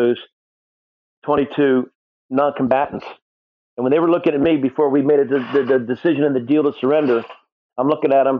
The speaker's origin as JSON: {"language": "English", "region": "New Jersey", "country": "United States", "tie": "born or raised there", "said": "I was born in North Jersey"}